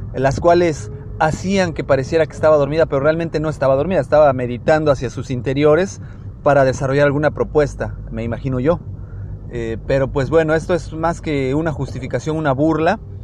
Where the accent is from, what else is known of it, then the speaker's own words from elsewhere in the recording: Mexico; como mexicanos